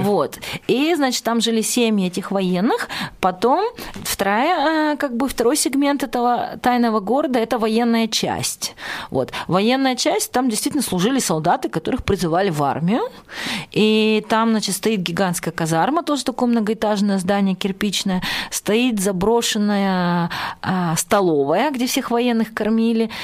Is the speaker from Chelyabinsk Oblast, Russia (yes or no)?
yes; Chelyabinsk, Chelyabinsk Oblast, Russia; я из Челябинска